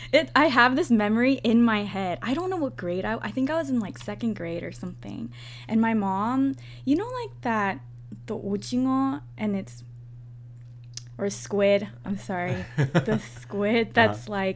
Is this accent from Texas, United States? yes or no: no; suburbs of San Francisco, Northern California, United States; moved away as an adult; also born or lived in Hawaii; now in Georgia, United States; I moved to California. We visited Korea, but we moved to California. So I grew up in California until I was 18.